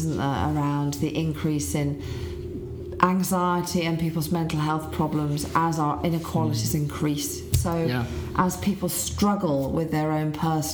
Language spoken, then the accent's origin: English; Leeds, Yorkshire and the Humber, United Kingdom; So Leeds is my hometown